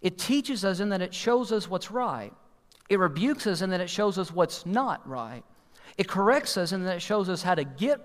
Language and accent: English; Kentucky, United States; we're from Kentucky